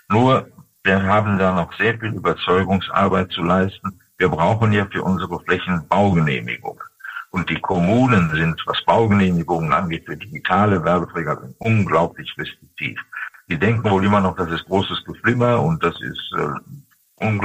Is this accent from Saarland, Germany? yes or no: no; Dortmund, North Rhine-Westphalia, Germany; zum Beispiel in meiner Heimatstadt Dortmund nur in Fußgängerbezirken